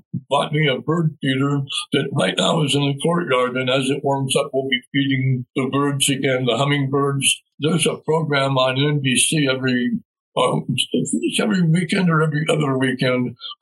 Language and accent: English; Albuquerque, New Mexico, United States; moved away as an adult; now in Rio Rancho, United States; I was raised in Albuquerque, and my friends are there, and my family is there